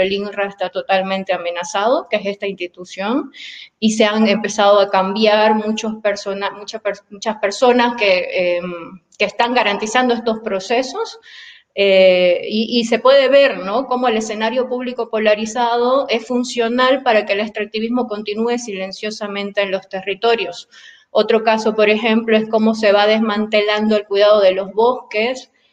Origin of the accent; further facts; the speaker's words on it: Bolivia; moved away as an adult; now in Puebla, Mexico; soy boliviana